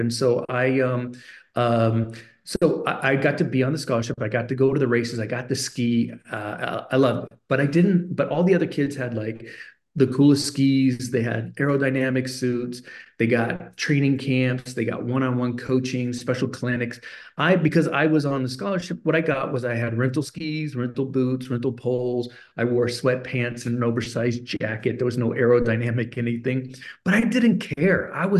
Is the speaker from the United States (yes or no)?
no; Germany; Even though I had this incredible, unusual childhood growing up in Germany, my dad was this really interesting man.